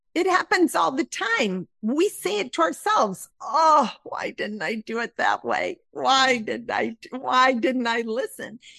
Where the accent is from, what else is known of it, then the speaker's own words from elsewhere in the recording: Midwest, United States; I was raised in the Midwest in a conservative area